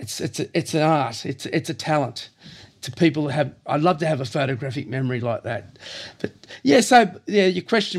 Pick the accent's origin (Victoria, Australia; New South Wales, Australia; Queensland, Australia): New South Wales, Australia; Cronulla; also born or lived in Lilli Pilli / Woolooware; I was born and bred in Cronulla, born in 54. And I grew up in Lillipilli, and we moved to Woolaware